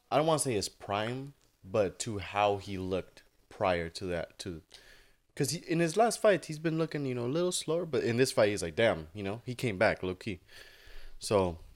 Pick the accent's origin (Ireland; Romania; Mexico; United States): Mexico; I'm fighting in Mexico. I'm fighting in my home in my hometown, right?